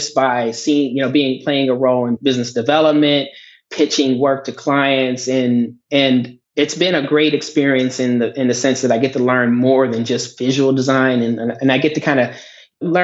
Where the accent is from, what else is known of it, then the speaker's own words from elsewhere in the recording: Johnstown, Pennsylvania, United States; I grew up in a town called Johnstown, Pennsylvania